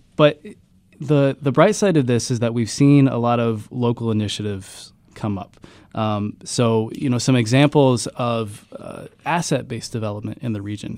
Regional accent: Ironton, Ohio, United States; moved away; I grew up in Ironton, Ohio. I, I went to Ironton High School

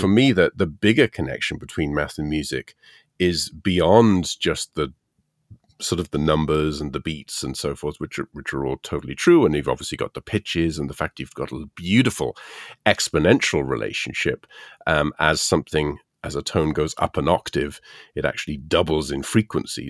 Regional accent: United Kingdom; moved away; being British

